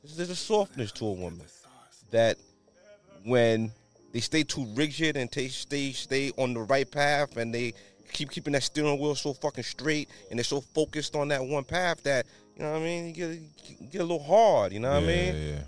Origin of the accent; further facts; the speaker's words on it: New York, United States; I'm from New York